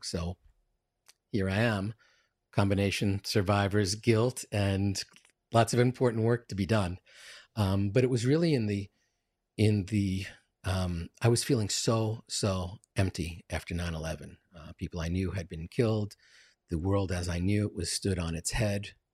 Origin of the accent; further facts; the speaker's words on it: New York City, New York, United States; I'm from Queens, uh, Queens, New York.